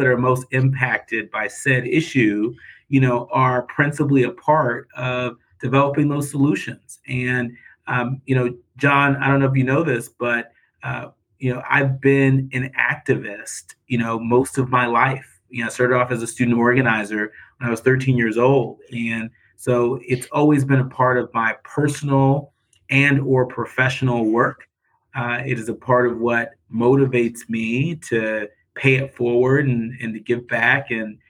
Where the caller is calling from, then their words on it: Detroit, Michigan, United States; Well, I'm calling in from Detroit, Michigan.